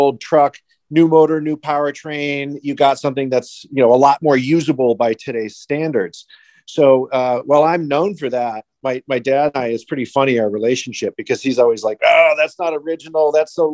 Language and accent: English; Chicago, Illinois, United States; I was born and raised in Chicago, Illinois